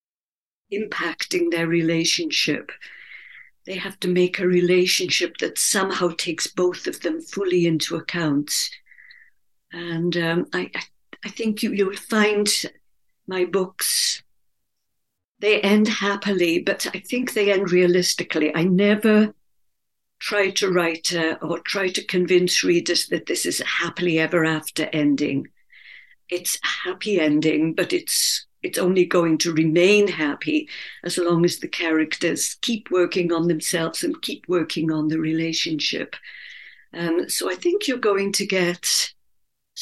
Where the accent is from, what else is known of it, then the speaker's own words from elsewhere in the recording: Wales, United Kingdom; It's set in Wales, my native country, in a coal mining country in South Wales, which is my own background. I grew up in Wales.